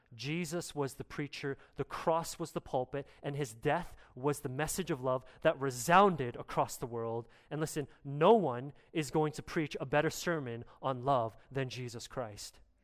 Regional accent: Canada; as a Canadian

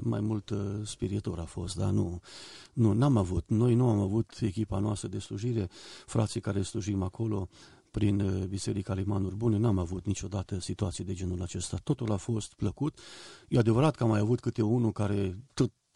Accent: Oravița, Caraș-Severin County, Romania; moved away as an adult; also born or lived in Banat; now in Botoșani, Romania; Când eram copil, la Oravița, în biserică unde am crescut

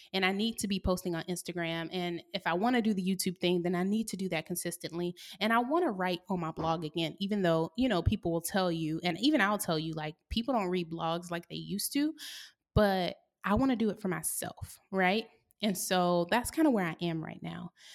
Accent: the South, United States; also born or lived in San Diego / Oakland; now in Atlanta, United States; I grew up in the South

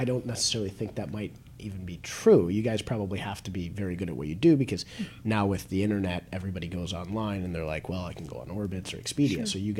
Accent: Nashville, Tennessee, United States; I'm from Nashville.

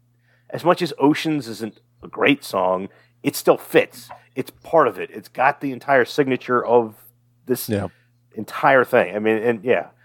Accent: Fairfax, United States; we are from Fairfax

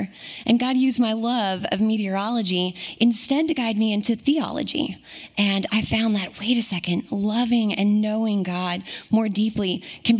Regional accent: Puyallup, Washington, United States; moved away; I'm local to Washington, specifically Puyallup. Grew up and was raised here

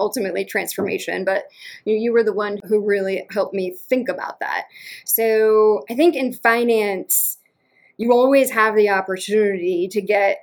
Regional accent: Western Massachusetts, United States; also born or lived in Connecticut / Baltimore; now in Atlanta, United States; I'm from Western Massachusetts. And apparently I've got the accent to prove it, though I do not sense it at all.

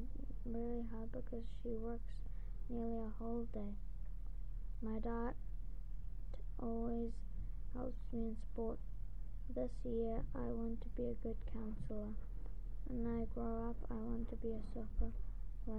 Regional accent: Fiji; I was born in Fiji

